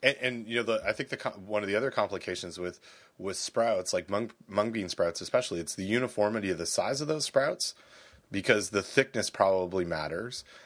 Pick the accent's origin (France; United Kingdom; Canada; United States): Canada; I'm from Canada